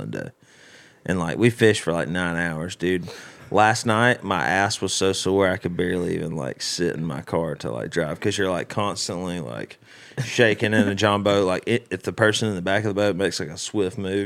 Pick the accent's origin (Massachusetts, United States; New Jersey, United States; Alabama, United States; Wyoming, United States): Alabama, United States; Birmingham; moved away; now I love my hometown